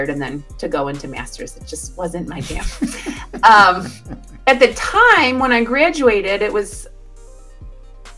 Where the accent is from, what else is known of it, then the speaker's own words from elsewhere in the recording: northern Kentucky, United States; also born or lived in Cincinnati; I actually grew up in northern Kentucky